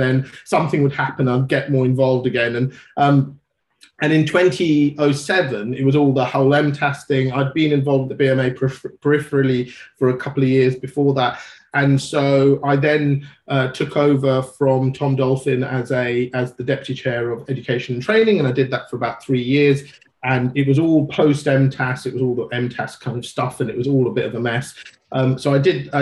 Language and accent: English; London, United Kingdom; also born or lived in Sri Lanka / Nigeria; I grew up in Northeast London, and then I went to the local medical school